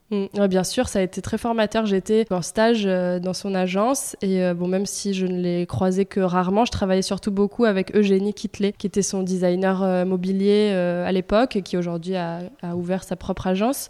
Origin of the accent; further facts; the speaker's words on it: Marseille, Provence-Alpes-Côte d'Azur, France; also born or lived in Paris / Italy; quand on est marseillais et provençal entre guillemets